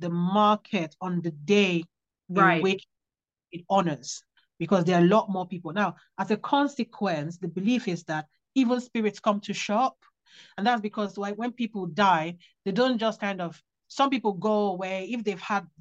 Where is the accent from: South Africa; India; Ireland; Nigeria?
Nigeria; moved away; also born or lived in Worksop, England; I grew up in Nigeria